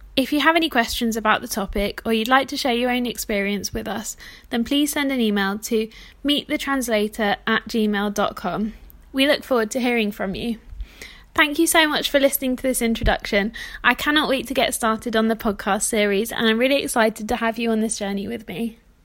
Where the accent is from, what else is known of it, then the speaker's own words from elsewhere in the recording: South of England, United Kingdom; now in Manchester, United Kingdom; I'm British. I'm based in Manchester in the north of England, but I actually grew up in the south